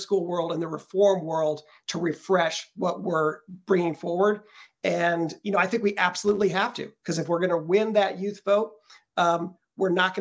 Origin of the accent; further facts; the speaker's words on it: Denver, Colorado, United States; my hometown, Denver